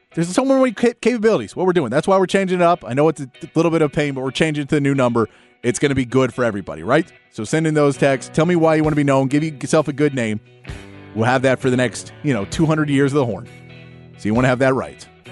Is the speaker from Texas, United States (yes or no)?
yes; Austin, Texas, United States; I grew up in Northwest Austin. I went to Westwood High School.